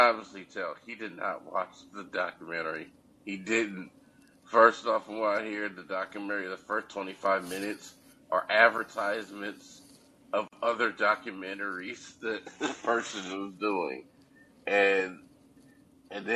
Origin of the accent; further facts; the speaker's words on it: Columbus, Ohio, United States; I'm from Columbus, Ohio